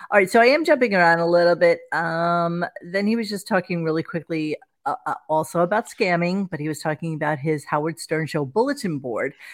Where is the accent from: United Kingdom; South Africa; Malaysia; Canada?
Canada; I was like, Dad, we're fucking Canadian.